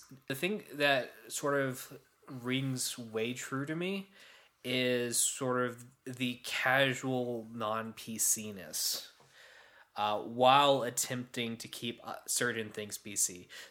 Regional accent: the South, United States; we're all from the South

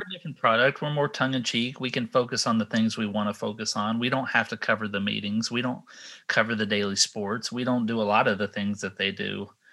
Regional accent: Texas, United States; now in Sanford, United States; I grew up in Texas

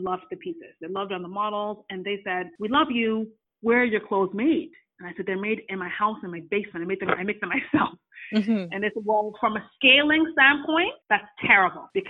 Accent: Ghana; now in Canada; I'm Ghanaian

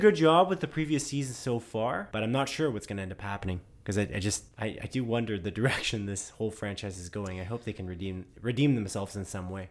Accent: Canada; We're Canadian

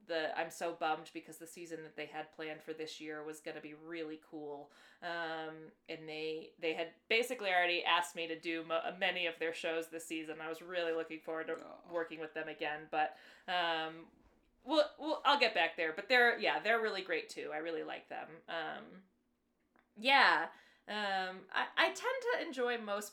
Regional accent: just outside of Hartford, Connecticut, United States; I grew up in Connecticut, just outside of Hartford

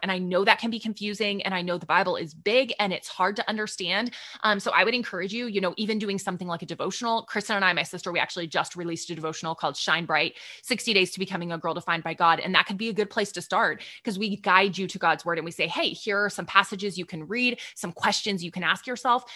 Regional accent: Texas, United States; I'm from Texas

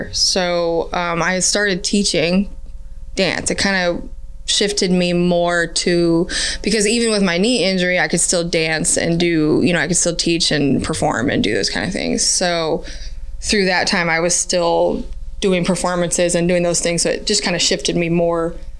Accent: Canada; oh, I'm Canadian, so it must be my Canadian side. That's why I can dance.

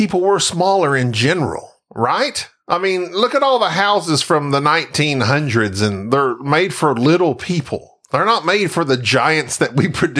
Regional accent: Idabel, Oklahoma, United States; I grew up in Idabel.

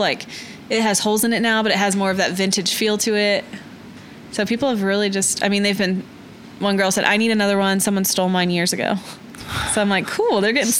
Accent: Oklahoma City, Oklahoma, United States; I'm born and raised in Oklahoma City.

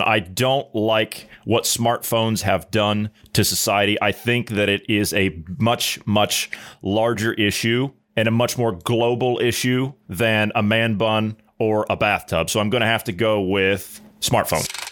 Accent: United States

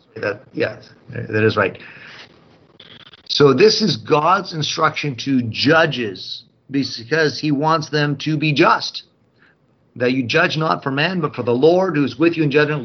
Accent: United States; We here, as the Apostolic Christian Church, as American Christians

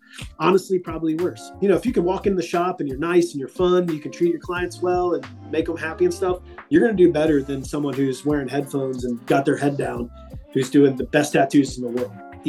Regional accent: Dayton, Ohio, United States; also born or lived in Las Vegas / Columbus

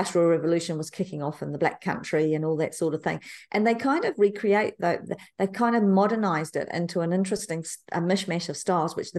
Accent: New Zealand; I was born in New Zealand, Te Kapuna, New Zealand, not far from Moanga Pupuki

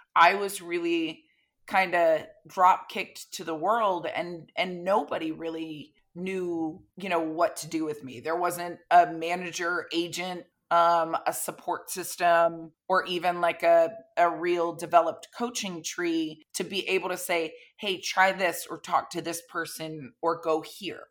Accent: Florida, United States; I grew up in Florida

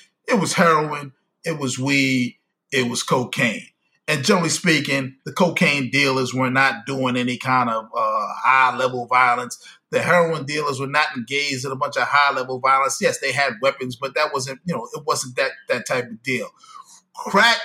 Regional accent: New York City, New York, United States; growing up in Brooklyn, Linda Plaza, shout out to Linda Plaza, East New York

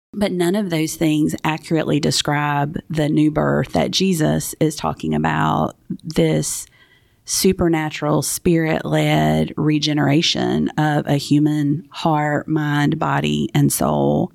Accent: South Georgia, United States; growing up in South Georgia

